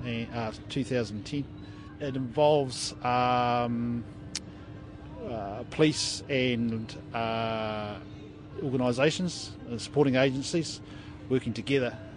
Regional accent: Wairarapa, Wellington, New Zealand; I'm from the Wairarapa

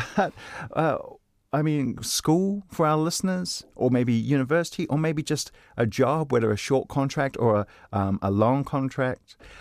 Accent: New Zealand; I'm a New Zealander

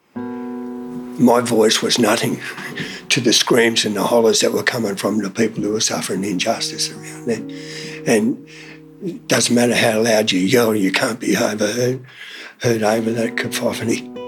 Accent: Sydney, New South Wales, Australia; moved away as an adult; also born or lived in Townsville; I was born in Sydney, New South Wales.

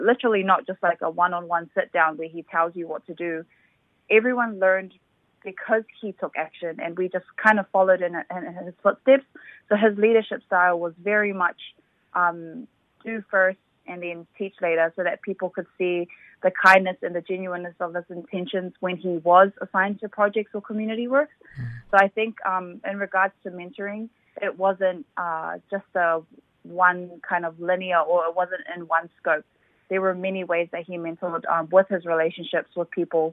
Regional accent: Auckland, New Zealand; I was born and raised in Mangere

